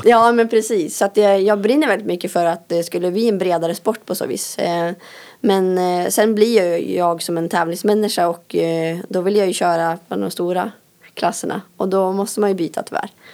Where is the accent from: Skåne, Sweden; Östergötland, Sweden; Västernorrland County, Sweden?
Västernorrland County, Sweden; Älandsbro; moved away; jag kommer från Älandsbro. Eh, där har jag bott och växt upp.